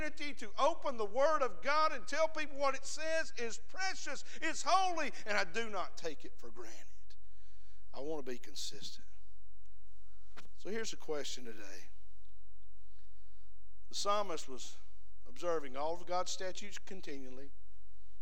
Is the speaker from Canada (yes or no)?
no; the South, United States; We're from the South